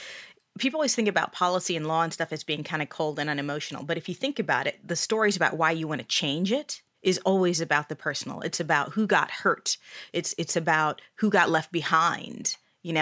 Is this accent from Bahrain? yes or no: yes; Bahrain; now in United States; So I actually am an immigrant to the U.S. I grew up overseas. I was born and raised in Bahrain. So it's a small island off the coast of Saudi Arabia.